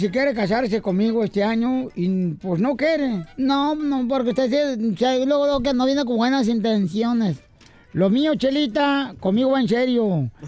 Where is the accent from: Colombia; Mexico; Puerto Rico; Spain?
Mexico; Michoacán; Yo soy michoacano